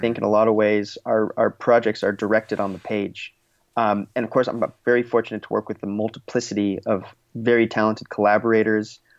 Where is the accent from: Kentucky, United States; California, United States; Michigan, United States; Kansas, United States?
California, United States; Los Angeles; I grew up here in the greater Los Angeles area. I grew up in the Valley